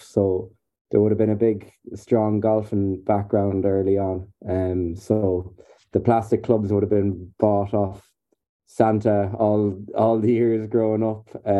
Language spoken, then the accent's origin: English; Bearna, Connacht, Ireland; I'm from Berna, which is out near the Gaeltacht in Galway.